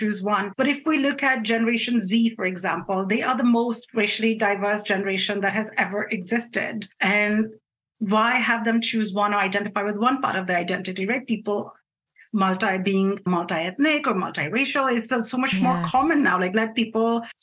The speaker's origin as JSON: {"language": "English", "country": "India", "said": "I'm Indian, I'm not Greek"}